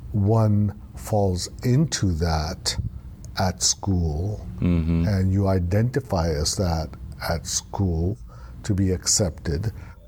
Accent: Beirut, Beirut Governorate, Lebanon; also born or lived in Karachi, Pakistan; Up to the age of three, we were in Pakistan. And we went from the frying pan to the fire. We went from Karachi, Pakistan. My dad got a job in Beirut, Lebanon.

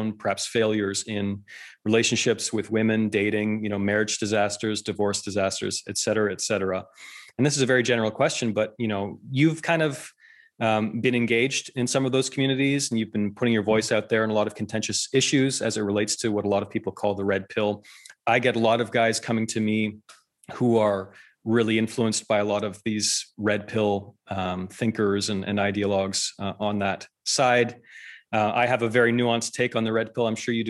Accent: Canada; I'm Canadian. We grew up in Canada

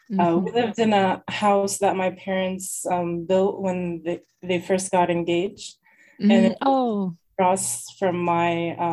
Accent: Lebanon; also born or lived in Massachusetts; now in United States; So first I was born here in the United States, in Massachusetts. My dad, he immigrated here from Lebanon during the war. And then later in 1995, he married my mom and she moved here and I was born here in the US.

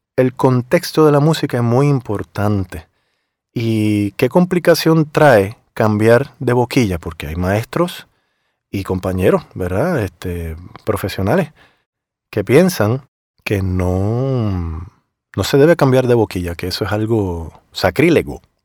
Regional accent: Puerto Rico; moved away as an adult; also born or lived in Miami; Yo obviamente vengo de Puerto Rico

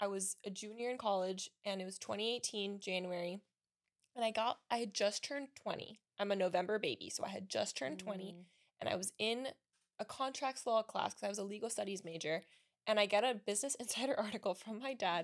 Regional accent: Miami, Florida, United States; first language Spanish; English is a second language; I'm from Miami, born and raised.

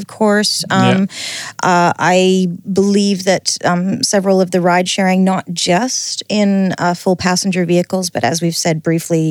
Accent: Alberta, Canada; now in New Zealand; where I grew up in Alberta

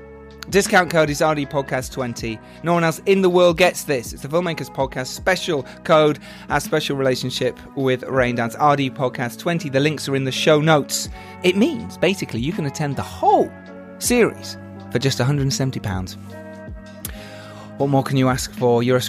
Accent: England, United Kingdom; We're English, we're burning.

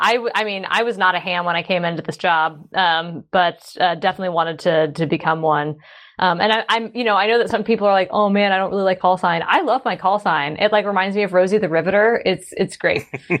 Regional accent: Atlanta, Georgia, United States; now in Portland, United States; No, I'm from I'm initially from Atlanta, Georgia, I now live in Portland, Oregon.

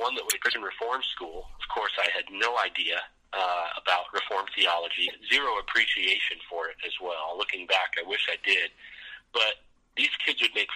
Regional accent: Vancouver, British Columbia, Canada; also born or lived in Florida; My dad planted a church up in Vancouver, British Columbia. So I was grew up Canadian, even though I was born in Florida

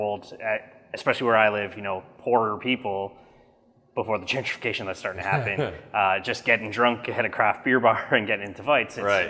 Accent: Canada; as a Canadian craft drinker.

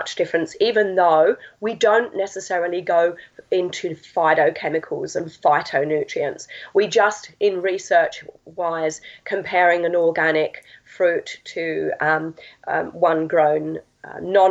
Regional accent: Essex, East of England, United Kingdom; From England. I'm an Essex girl.

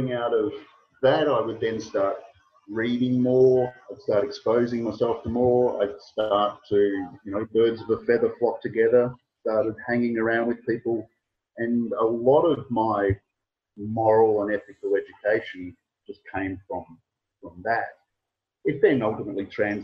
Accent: Australia; I was from Australia

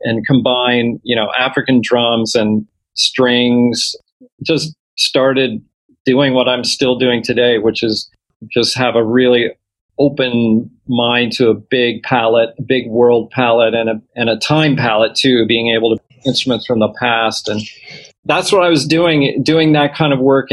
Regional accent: Toronto, Ontario, Canada; I grew up in Toronto.

